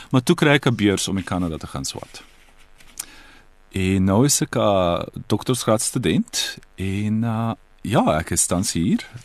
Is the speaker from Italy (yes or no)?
yes; Italy; first language Croatian; Afrikaans is a second language; also born or lived in Croatia; now in Toronto, Canada; ek ek ek is daar gebore. So my moedertaal is um Kroasies, maar ongelukkig het ons in die vroeë 90's jare um burgerskap uh, burgeroorlog gehad en ek en my familie on, ons moes die land verlaat